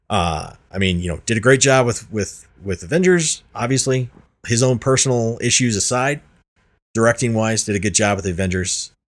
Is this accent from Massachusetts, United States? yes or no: no; Illinois, United States; I'm from I'm Illinois.